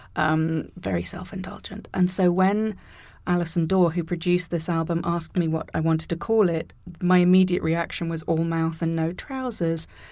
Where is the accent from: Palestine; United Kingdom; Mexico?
United Kingdom; near Birmingham, West Midlands; moved away; also born or lived in Canada; the biggest city closest to where I grew up